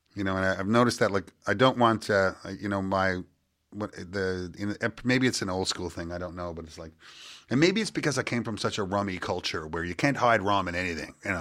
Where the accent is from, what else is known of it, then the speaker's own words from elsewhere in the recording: Petty Harbour, Newfoundland and Labrador, Canada; I'm from Petty Harbor, Newfoundland